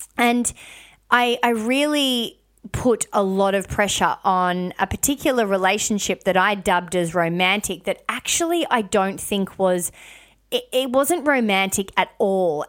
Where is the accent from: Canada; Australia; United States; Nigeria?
Australia; Melbourne, Victoria; moved away as an adult; also born or lived in Cairns; I lived in Melbourne, born and bred in Melbourne